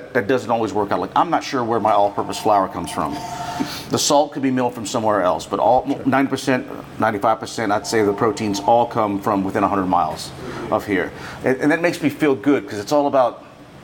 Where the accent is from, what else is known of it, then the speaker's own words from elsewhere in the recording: Cajun country, Louisiana, United States; I'm born and raised in Cajun country. I swam in these waters and fished these waters my whole life